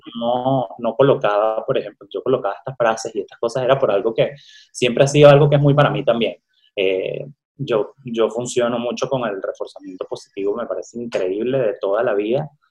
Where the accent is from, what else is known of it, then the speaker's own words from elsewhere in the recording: Venezuela; moved away as an adult; now in Mexico; estudié comunicación social en Venezuela, soy de Venezuela